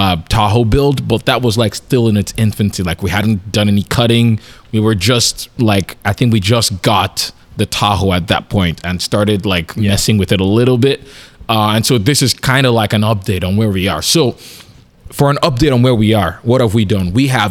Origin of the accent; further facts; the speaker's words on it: Canada; we're Canadian